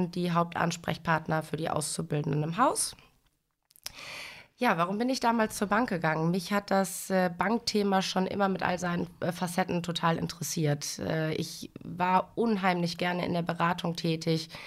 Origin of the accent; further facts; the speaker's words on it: Dinslaken, North Rhine-Westphalia, Germany; ich bin 33 Jahre alt, verheiratet, Mutter einer neunjährigen Tochter und ich komme aus Dienstlaken.